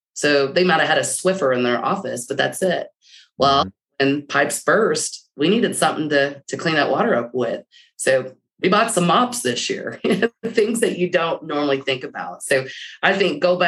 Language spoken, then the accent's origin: English; Texas, United States; I'm a Texan.